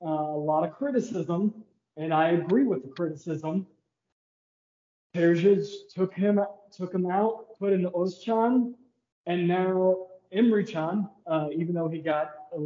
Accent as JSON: {"language": "English", "town": "Kansas City", "country": "United States", "said": "we're both from the Kansas City area"}